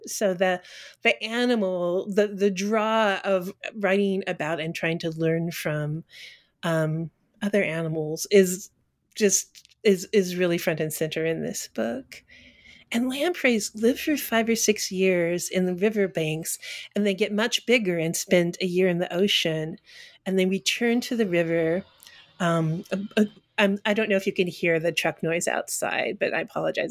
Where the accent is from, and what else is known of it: Colorado, United States; born or raised there; also born or lived in Texas; now in Northampton, United States